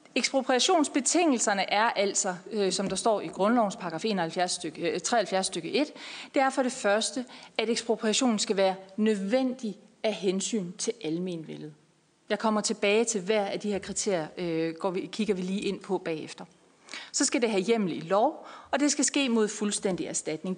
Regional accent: Denmark; jeg er fra Jylland

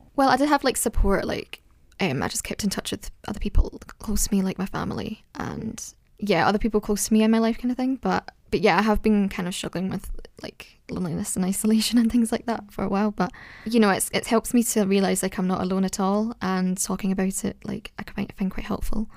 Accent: Scotland, United Kingdom; I'm from Scotland

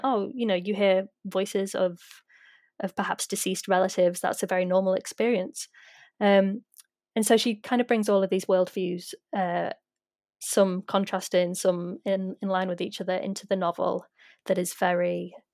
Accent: United Kingdom; as a British non Indigenous person

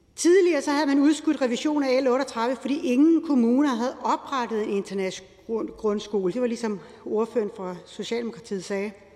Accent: Lolland, Zealand, Denmark; Jeg er opvokset på Lolland

